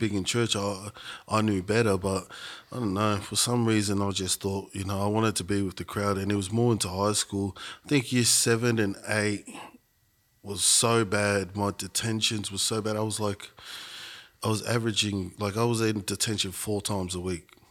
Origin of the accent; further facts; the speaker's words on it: Shepparton, Victoria, Australia; also born or lived in Melbourne; I grew up in Shepparton